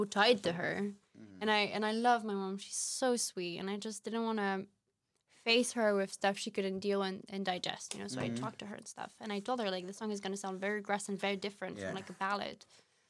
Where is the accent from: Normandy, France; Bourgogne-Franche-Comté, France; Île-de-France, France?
Île-de-France, France; Paris; moved away as an adult; now in Amsterdam, Netherlands; when I was growing up in Paris.